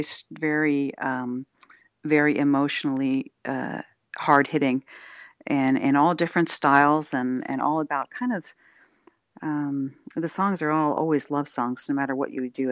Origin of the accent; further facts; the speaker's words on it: Wilmington, Delaware, United States; moved away; also born or lived in Philadelphia / Santa Cruz / Austin / Vancouver, British Columbia; I was raised in Delaware, in the Wilmington, Delaware area.